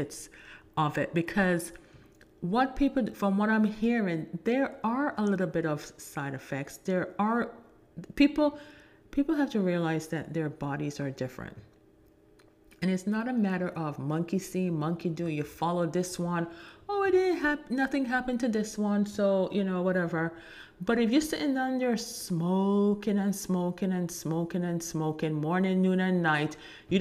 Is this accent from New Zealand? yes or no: no; Jamaica; I'm Jamaican